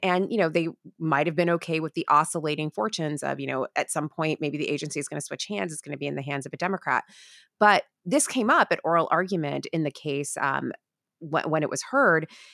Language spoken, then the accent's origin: English; Florida, United States; I'm from Florida